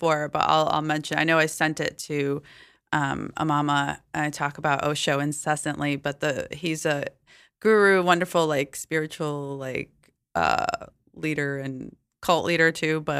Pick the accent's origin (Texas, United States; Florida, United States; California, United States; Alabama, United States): Alabama, United States; now in New York, United States; I grew up in Alabama